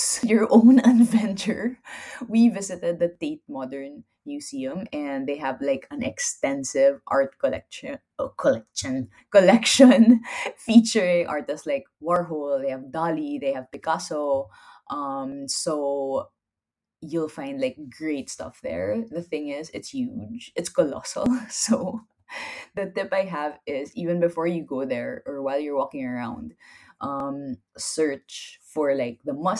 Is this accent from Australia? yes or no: no; Philippines; I'm Filipino